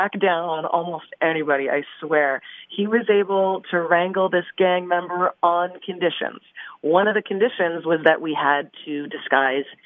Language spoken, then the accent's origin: English; Surrey, British Columbia, Canada; I grew up in British Columbia near Surrey